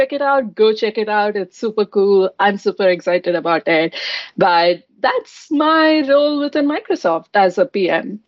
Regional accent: Bangalore, Karnataka, India; moved away as an adult; now in Redmond, United States; I'm from Bangalore in India

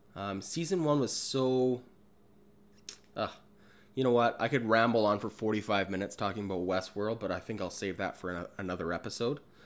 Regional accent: Kamloops, British Columbia, Canada; my hometown, Kamloops

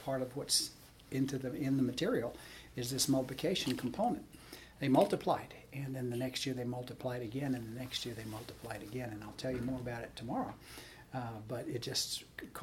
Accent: Miami, Florida, United States; moved away as an adult; also born or lived in Camarillo, California; I was born in Miami, Florida, and my dad was a pastor, Southern Baptist pastor, and I grew up in a pastor's home.

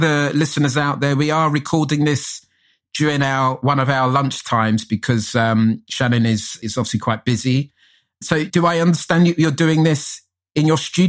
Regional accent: London, United Kingdom; So growing up in North London, I went to a school in Camden.

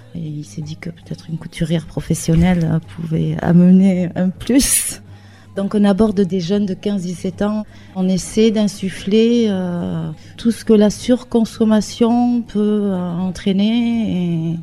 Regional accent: Hendaye, Nouvelle-Aquitaine, France; also born or lived in Spain / French Polynesia / Bayonne; je suis native d'Andaille

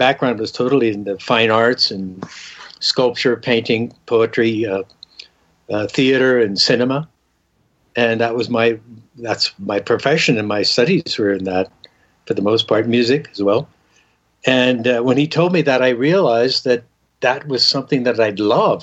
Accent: Southern California, United States; also born or lived in Denver, Colorado; I grew up in Southern California, born in Denver, Colorado

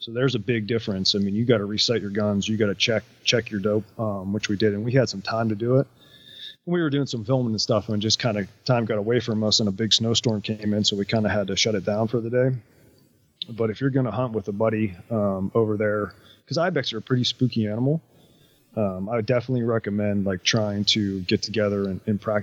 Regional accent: East Coast, United States; growing up on the East Coast

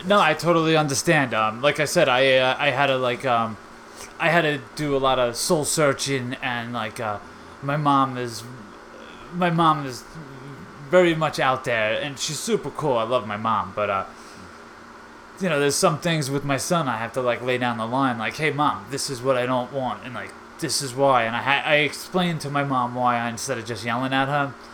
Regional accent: Long Island, New York, United States; I'm from Long Island, New York

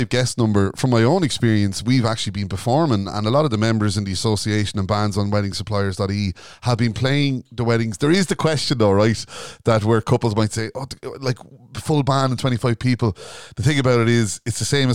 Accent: Ireland; we're Irish

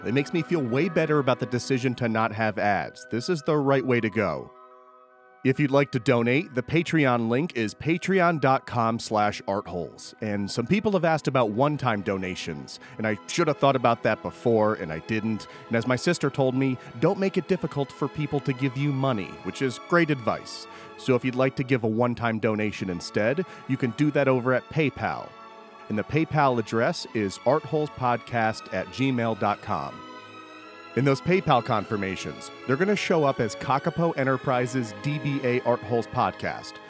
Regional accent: Schenectady, New York, United States; I grew up in Schenectady

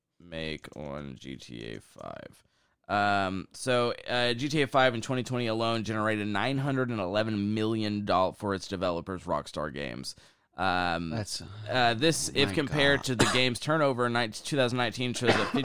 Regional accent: Oklahoma, United States

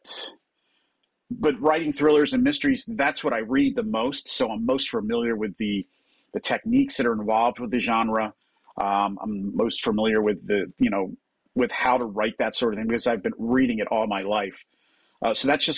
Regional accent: New Jersey, United States; I grew up in New Jersey, just across from Philadelphia

